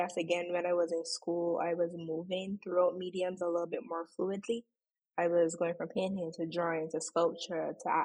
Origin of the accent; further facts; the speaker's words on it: Saint James, Barbados; Growing up in Barbados was great, to the point that even now as an adult, I don't think I'll ever want to live anywhere else